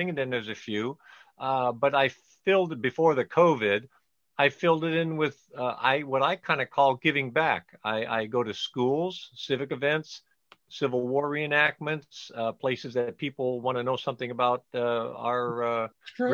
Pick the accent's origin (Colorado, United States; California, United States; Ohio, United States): California, United States; Southern; I was born and raised in Southern California. I live 15 miles from where I was born. So yes, right outside